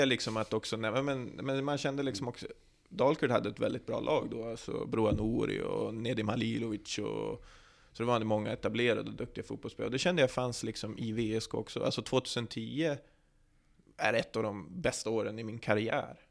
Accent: Västerås, Västmanland, Sweden; also born or lived in Norrland; jag är uppvuxen på Bjurhovda

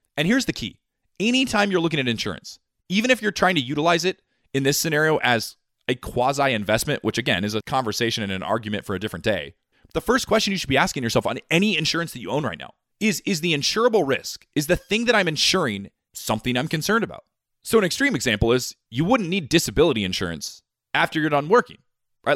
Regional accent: United States; me being born an American

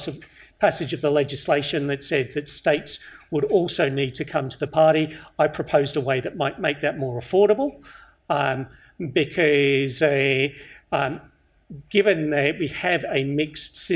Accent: Victoria, Australia; I'm from Victoria

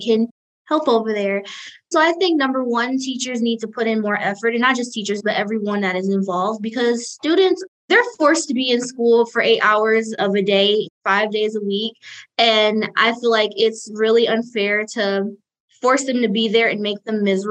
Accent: Detroit, Michigan, United States; moved away as an adult; now in Ypsilanti, United States; I am from Detroit, and I'm here representing PPM Detroit, and I'm currently in Ypsilanti studying at Eastern Michigan University

